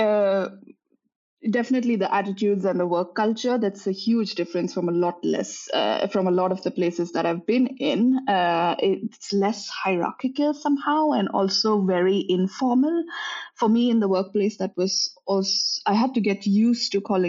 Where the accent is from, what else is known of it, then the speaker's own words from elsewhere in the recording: India; moved away as an adult; also born or lived in Netherlands; now in Linköping, Sweden; I'm born and raised in India, but I've been living abroad since 2012.